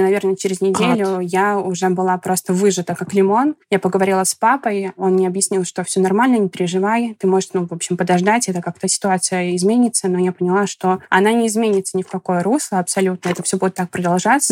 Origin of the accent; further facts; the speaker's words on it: Kursk, Kursk Oblast, Russia; moved away as an adult; also born or lived in Moscow; now in United States; до этого работала в Курске, я из Курска, это маленький город.